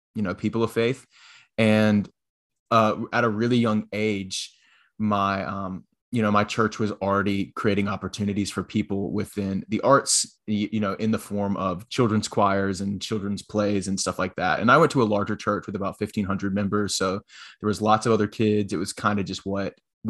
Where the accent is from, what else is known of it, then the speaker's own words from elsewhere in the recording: Florence, South Carolina, United States; I am originally from Florence, South Carolina